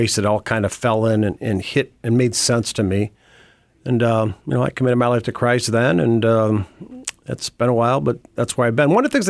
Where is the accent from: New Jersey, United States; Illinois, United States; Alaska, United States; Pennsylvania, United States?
Illinois, United States; Glen Ellyn; Well, real quickly, I guess I'm a Chicago boy. I was born in Glen Ellen. I went to Glenbard West High School. I'm a Glenbard West Hilltopper for sure.